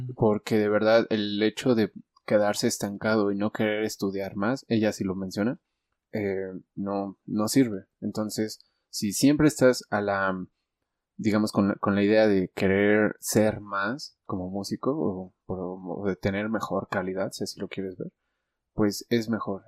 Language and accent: Spanish; Mexico; los mexicanos